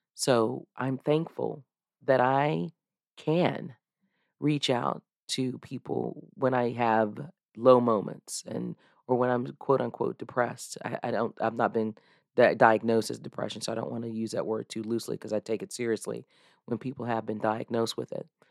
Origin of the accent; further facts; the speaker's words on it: United States; back when I was a little girl growing up in Mecklenburg County